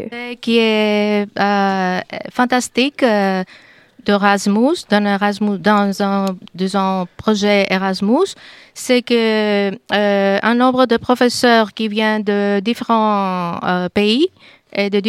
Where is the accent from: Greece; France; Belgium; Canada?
Greece; French is a second language; je viens des Grecs, de Grèce.